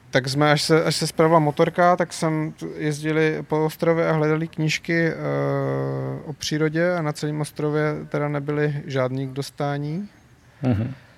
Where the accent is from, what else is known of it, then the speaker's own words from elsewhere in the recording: Czechia; jako Češi